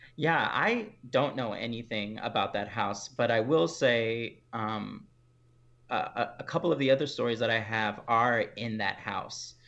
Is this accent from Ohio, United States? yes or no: no; Houston, Texas, United States; I'm from Houston, Texas. That's where I grew up